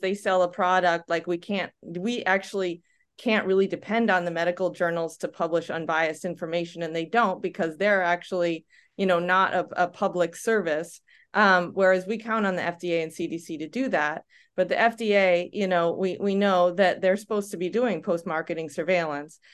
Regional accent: United States; moved away as an adult; also born or lived in Denmark; i'm from the us as well

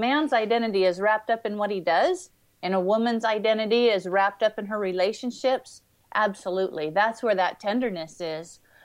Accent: Washington, United States; growing up in Washington State

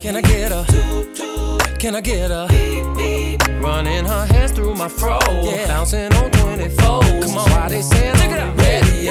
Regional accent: Texas, United States; I'm from Texas

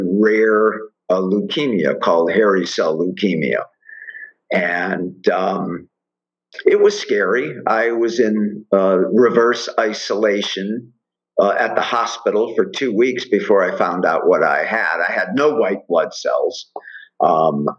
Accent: Miami, Florida, United States; now in Colorado, United States; growing up in Miami and working on Miami Beach for years

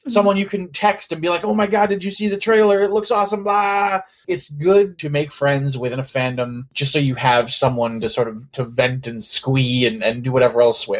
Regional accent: Santa Clarita, California, United States; See, I say that, but I'm from Santa Clarita, so I have no right to shit on Pasadena.

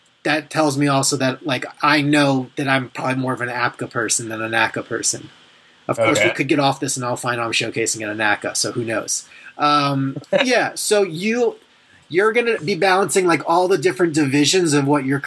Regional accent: Long Island, New York, United States; I grew up on Long Island

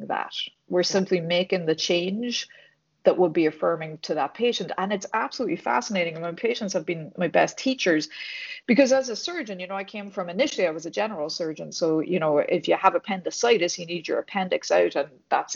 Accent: Ireland; accent: Irish; moved away as an adult; also born or lived in Dublin; now in United States; I was born and raised in Ireland

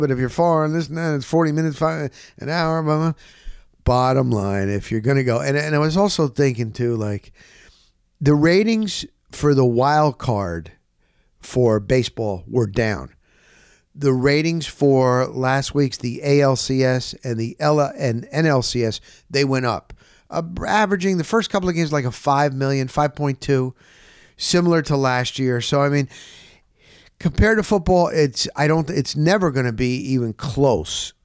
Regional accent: New Jersey, United States; now in Florida, United States; I'm from New Jersey

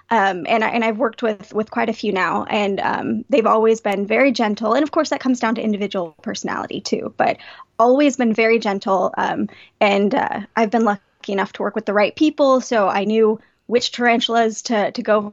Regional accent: Palmdale, California, United States; I grew up in Palmdale, California.

